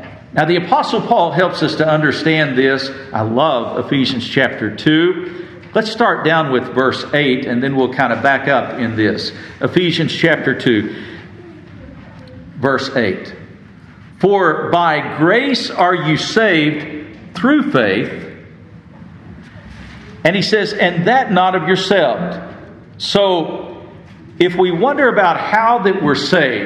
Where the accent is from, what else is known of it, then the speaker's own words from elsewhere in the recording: West Texas, United States; I grew up in West Texas